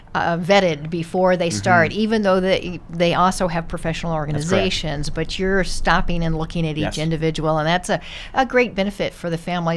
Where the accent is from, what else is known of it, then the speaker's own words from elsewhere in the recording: Jacksonville, Florida, United States; now in Brookings, United States; I grew up in Jacksonville, Florida.